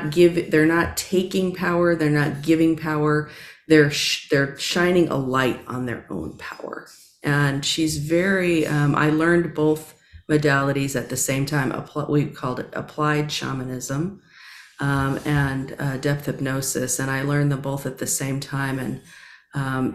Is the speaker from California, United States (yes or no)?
yes; Southern California, United States; moved away; also born or lived in New York City; I grew up in Southern California.